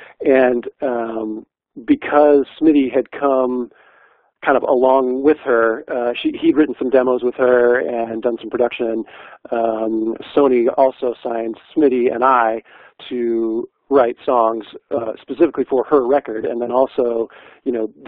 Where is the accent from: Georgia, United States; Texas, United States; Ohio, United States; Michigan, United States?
Michigan, United States; Midland; moved away as an adult; also born or lived in Nashville, Tennessee / Los Angeles, California; now in Auburn, United States; I grew up in Midland, Michigan. Lived there through college and then moved from there to Nashville, spent a few years in Nashville, then moved to L.A., spent 7 years in L.A., and then moved up here for the last 10.